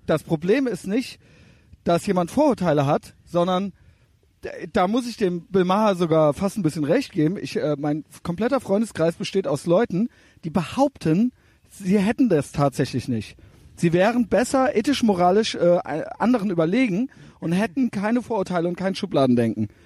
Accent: Cologne, North Rhine-Westphalia, Germany; Wir sind beide aus Köln

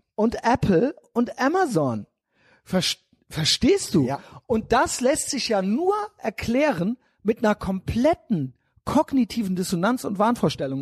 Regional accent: Germany; wir sind hier in Deutschland, wir sind Deutsche

